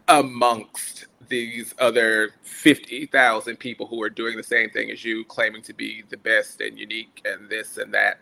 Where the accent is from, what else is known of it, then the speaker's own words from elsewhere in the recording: Brunswick, Georgia, United States; moved away as an adult; also born or lived in Prairie View, Texas; I am from Brunswick, Georgia, which is a very tiny coastal town that no one ever really knows about